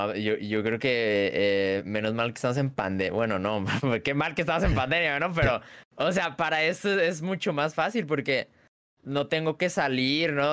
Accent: Guadalajara, Jalisco, Mexico; soy de México, eh, Guadalajara, Guadalajara, Jalisco, México

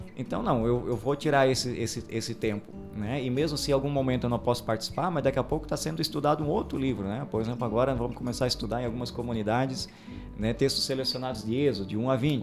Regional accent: Aurora, Brazil; eu sou natural do Distrito do Sul, Aurora

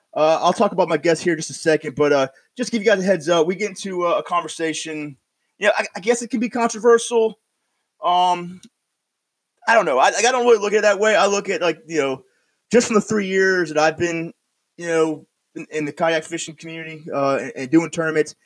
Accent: upstate New York, United States; I'm from like way upstate

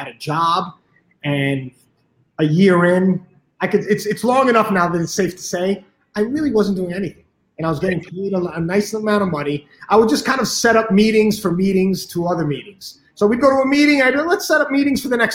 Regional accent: New York City, New York, United States; I grew up in New York City on the northernmost part of Manhattan, a little past Washington Heights. It's called Inwood

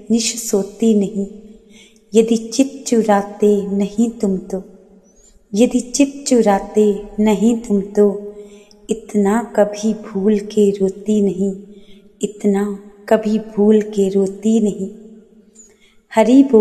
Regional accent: Palampur, Himachal Pradesh, India; मैं पालमपुर हिमाचल प्रदेश से हूँ

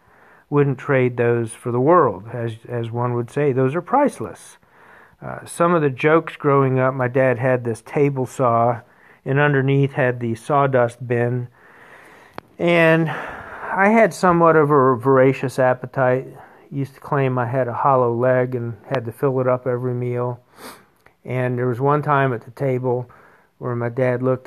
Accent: Wilmington, North Carolina, United States; I grew up in Wilmington, North Carolina.

